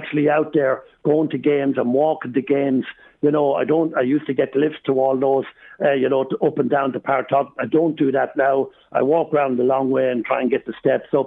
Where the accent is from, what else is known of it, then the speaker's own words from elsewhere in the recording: Ireland; moved away; I was born in Rathmullen